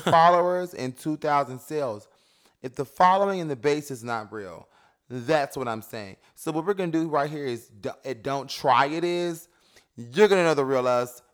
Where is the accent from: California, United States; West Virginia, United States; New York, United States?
New York, United States; New York City; I come from Bed-Stuy